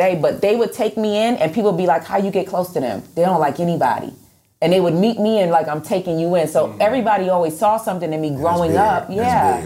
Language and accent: English; Rochester, New York, United States; I'm from Rochester, New York, so it's a lot of snow. Mm-hmm. And when I was 10, I put together a team. I had a snow shoveling business